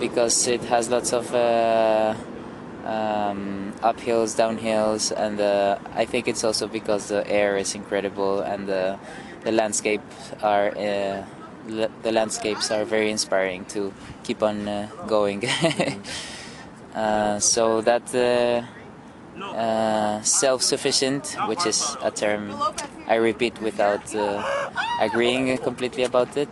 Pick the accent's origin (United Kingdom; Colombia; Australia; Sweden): Colombia; Bogota; my hometown of Bogota